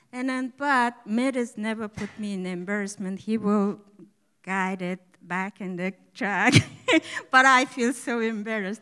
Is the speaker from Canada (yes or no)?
no; Mongolia; first language Mongolian; English is a second language; moved away as an adult; now in United States; I come from Mongolia about seven years ago, and I speak Mongolian good